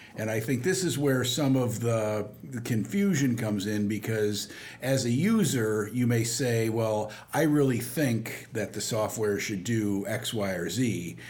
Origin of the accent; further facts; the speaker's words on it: Dubuque, Iowa, United States; also born or lived in St. Louis, Missouri; I was born in St. Louis, Missouri, not too far from Carlinville here, but actually grew up in Dubuque, Iowa